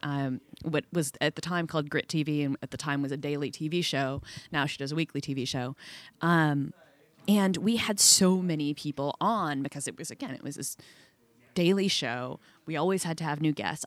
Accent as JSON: {"language": "English", "area": "outside of Boston", "region": "Massachusetts", "country": "United States", "tie": "born or raised there", "said": "I grew up outside of Boston"}